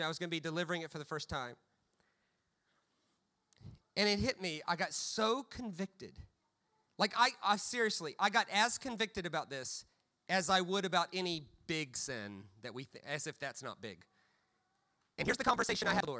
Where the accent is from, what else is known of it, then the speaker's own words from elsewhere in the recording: United States; as an American